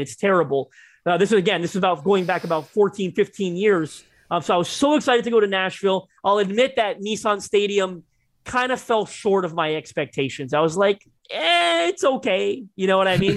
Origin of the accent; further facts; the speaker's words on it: Toronto, Ontario, Canada; I'm Canadian, right? I'm from Toronto